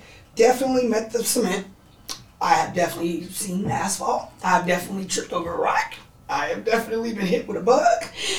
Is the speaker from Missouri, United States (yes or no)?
no; San Francisco, California, United States; I'm from San Francisco.